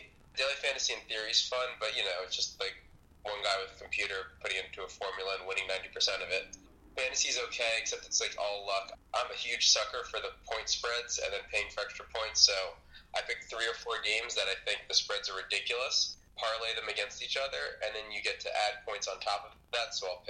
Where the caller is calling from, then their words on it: Lisbon, Portugal; Hey, Tom, coming to you live from Lisbon, Portugal.